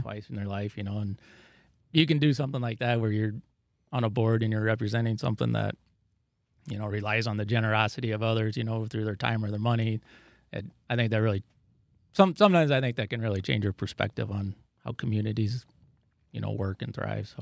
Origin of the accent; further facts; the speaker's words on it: Dike, Iowa, United States; I grew up here in Dyke. Uh, I lived on a, grew up on a farm two miles west of Dyke